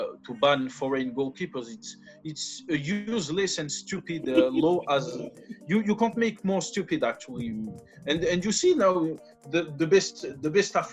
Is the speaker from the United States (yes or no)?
no; France; also born or lived in Gafsa, Tunisia; the club of my village in Tunisia and the club of my hometown in France.